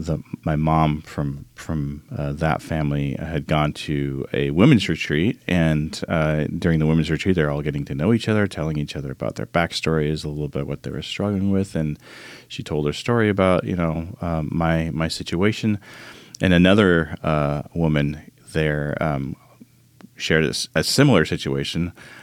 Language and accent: English; Arizona, United States; I grew up in Arizona with a single mom who was codependent